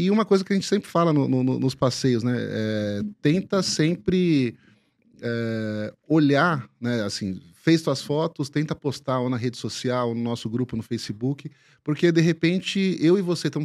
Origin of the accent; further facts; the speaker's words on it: Brazil; Às vezes, próprias pessoas da Zona Norte, de onde eu sou, não conhecem a totalidade do que é a Zona Norte.